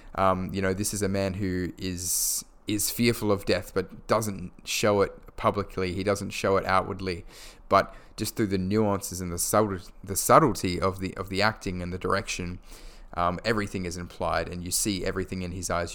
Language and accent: English; Perth, Western Australia, Australia; my hometown of Perth, Western Australia